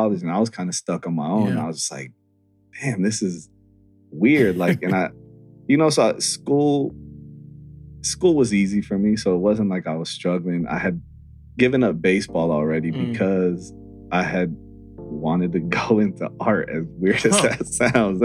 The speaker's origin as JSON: {"language": "English", "town": "Santa Monica", "region": "California", "country": "United States", "tie": "born or raised there", "said": "growing up in Santa Monica"}